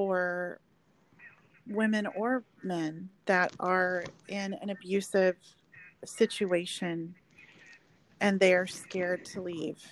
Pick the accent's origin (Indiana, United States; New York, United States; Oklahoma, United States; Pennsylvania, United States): Oklahoma, United States; moved away as an adult; now in Texas, United States